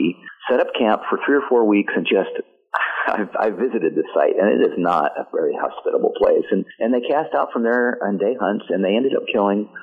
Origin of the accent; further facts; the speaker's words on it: Montana, United States; my home state of Montana